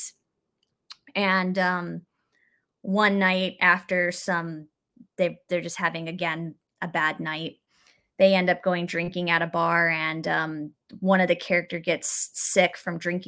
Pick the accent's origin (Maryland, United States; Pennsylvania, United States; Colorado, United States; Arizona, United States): Arizona, United States; Phoenix; now in Los Angeles, United States; I'm from Arizona. I live in LA now, but that's my hometown